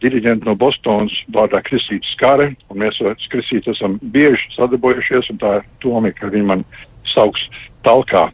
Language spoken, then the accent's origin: Latvian; Canada; es dzimu Kanādā, Kanāda deva manai ģimenei patvērumu, man, man izglītību un karjeru